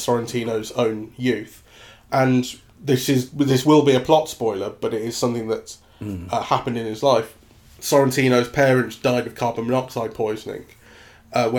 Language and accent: English; England, United Kingdom; as an Englishman